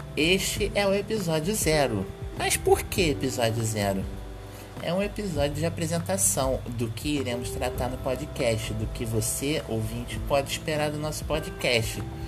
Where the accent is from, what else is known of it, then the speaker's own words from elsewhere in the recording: Rio de Janeiro, Brazil; sou natural do Rio de Janeiro